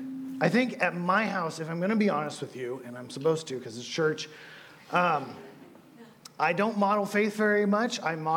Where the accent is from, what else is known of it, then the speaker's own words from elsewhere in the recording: California, United States; I come from California, from people with brown hair and blue eyes. I come from smells of wood dust.